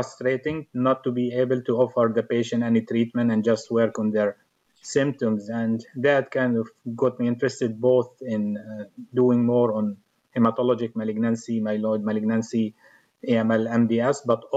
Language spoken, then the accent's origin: English; Jordan; moved away as an adult; now in United States; I'm originally from Jordan. I came to the U.S. in 2004.